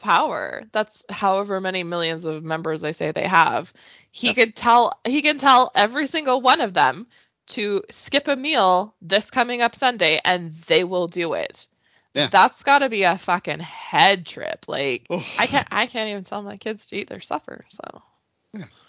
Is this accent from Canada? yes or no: yes; Canada; as a Canadian